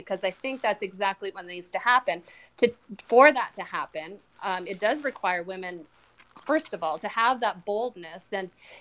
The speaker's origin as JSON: {"language": "English", "country": "Canada", "said": "I am Canadian"}